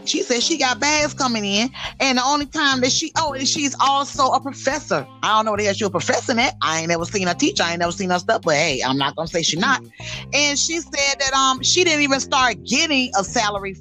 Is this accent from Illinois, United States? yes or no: no; Miami, Florida, United States; I can't help where I came from. I said, hey, Dade County bred